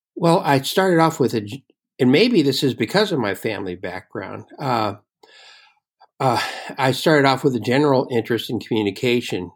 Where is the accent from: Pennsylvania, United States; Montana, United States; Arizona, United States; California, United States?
California, United States; Oakland; I grew up in Oakland, California, and inside Oakland, there is an Italian district called the Temescal district